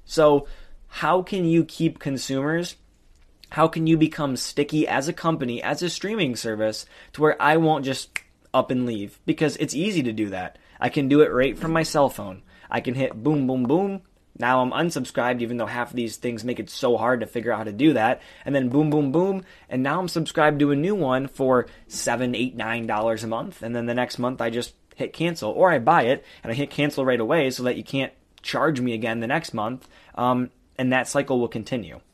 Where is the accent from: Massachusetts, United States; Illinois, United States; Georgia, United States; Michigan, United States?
Michigan, United States; I'm from Michigan